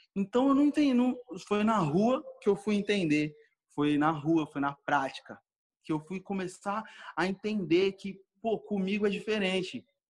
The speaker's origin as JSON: {"language": "Portuguese", "region": "São Paulo", "country": "Brazil", "tie": "born or raised there", "said": "eu cresci na Zona Norte de São Paulo"}